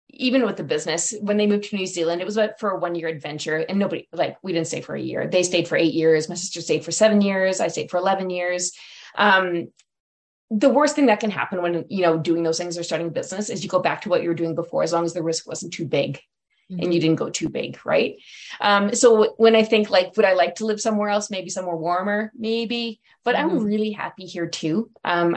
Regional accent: Legal, Alberta, Canada; now in Edmonton, Canada; I'm actually from Legale, which is north of Edmonton

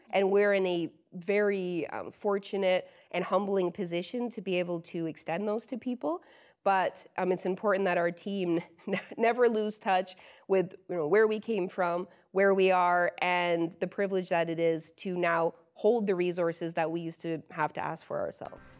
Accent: London, Ontario, Canada; London is my hometown, uh, and I grew up as the oldest of five siblings

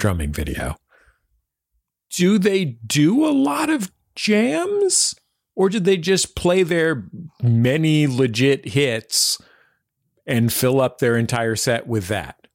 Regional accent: San Francisco, California, United States; I'm from San Francisco, which is where … are from

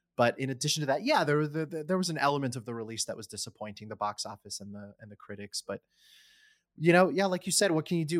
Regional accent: College Park, Maryland, United States; moved away; I grew up in the D C area

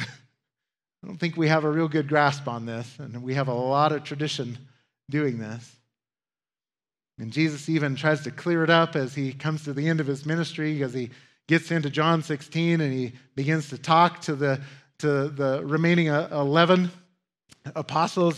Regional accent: United States; As Americans

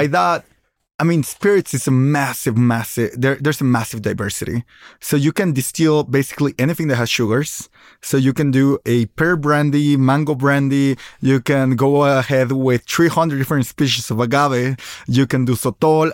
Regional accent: Michoacán, Mexico; I am from Michoacan

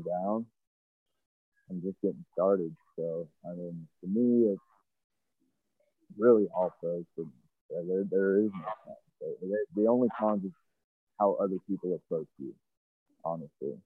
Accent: Georgia, United States; moved away; I was actually born in Georgia.

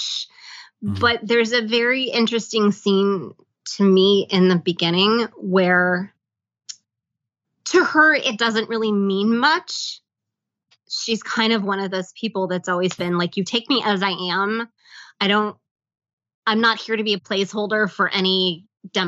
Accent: the South, United States; growing up in the South, I do have family members who are biracial

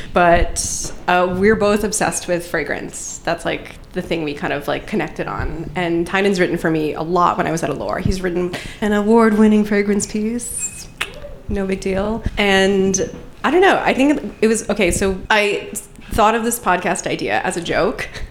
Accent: Long Island, New York, United States; grew up on Long Island

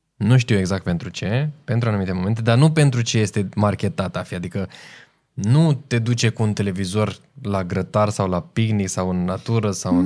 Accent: Romania; noi suntem români puternici

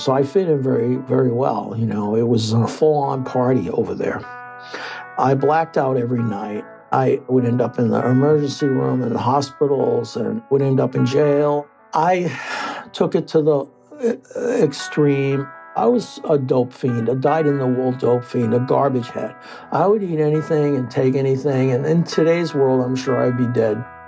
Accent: Lynn, Massachusetts, United States; growing up in Lynn, Massachusetts in the 70s was no picnic

